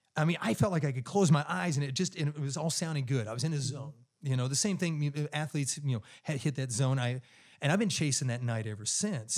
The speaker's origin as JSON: {"language": "English", "town": "Clearwater", "region": "Kansas", "country": "United States", "tie": "born or raised there", "moved": "yes", "lives_now": "Charlotte, United States", "said": "I grew up in this little town of 2,000 people, farm community. You know, I grew up on a dirt road uh, with wheat fields on all four sides of the house. My mailing address the entire time I was growing up was Route One, Clearwater, Kansas"}